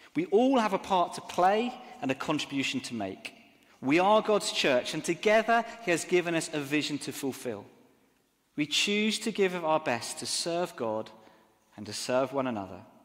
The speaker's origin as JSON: {"language": "English", "town": "Exeter", "region": "South West England", "country": "United Kingdom", "tie": "born or raised there", "moved": "yes", "lives_now": "Southampton, United Kingdom", "said": "I grew up in Exeter which is a beautiful cathedral city"}